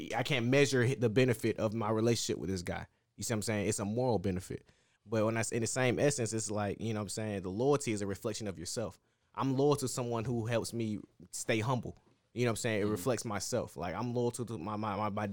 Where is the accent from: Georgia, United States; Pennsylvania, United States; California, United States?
Georgia, United States; Atlanta; moved away; I'm from Atlanta